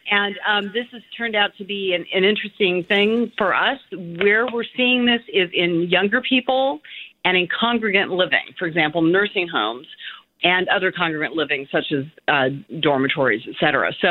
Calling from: Berkeley, California, United States; I'm calling from Berkeley.

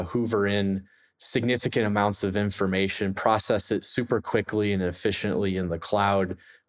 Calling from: Pittsburgh, Pennsylvania, United States; I'm coming in from Pittsburgh, Pennsylvania.

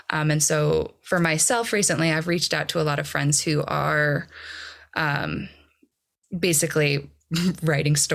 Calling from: Boulder, Colorado, United States; I am dialing in from Boulder.

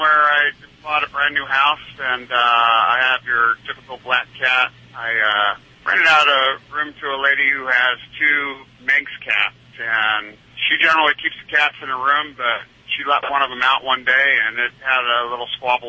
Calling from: Gilroy, California, United States; I'm calling from Gilroy, California.

